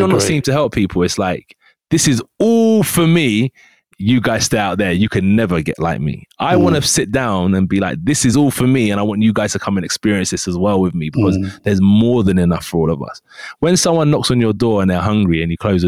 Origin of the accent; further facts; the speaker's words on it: United Kingdom; we're both from Great Britain